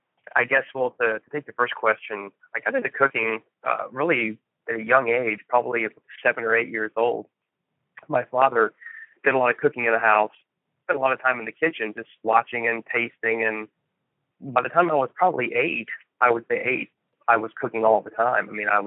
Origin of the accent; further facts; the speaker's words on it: Florida, United States; growing up in Florida, I mean, seafood is sort of a birthright.